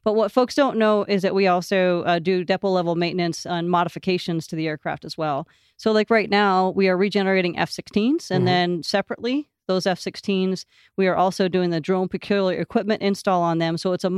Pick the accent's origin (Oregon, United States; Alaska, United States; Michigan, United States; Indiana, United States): Michigan, United States; Bel Air; I'm originally from Northern Michigan, a little town called Bel Air. Grew up there and went to an engineering college at Michigan Technological University in Houghton, Michigan.